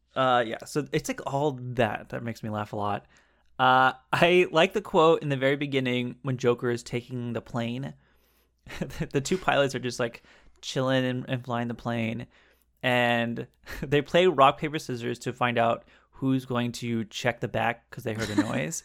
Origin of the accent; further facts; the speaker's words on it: Southern California, United States; I'm also from California, Southern California